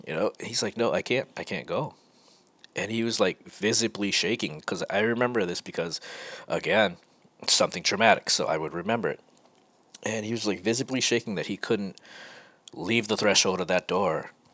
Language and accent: English; Rochester, New York, United States; moved away as an adult; also born or lived in California; Growing up in Rochester, I was, I, I, guess I would say I was a straight edge kid.